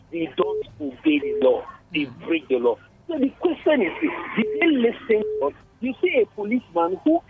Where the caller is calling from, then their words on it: Jos, Plateau, Nigeria; I'm calling from Jos.